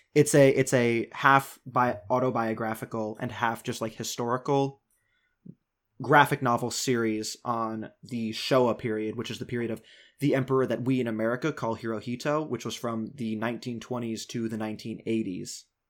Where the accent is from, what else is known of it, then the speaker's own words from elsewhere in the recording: United States; as an American leftist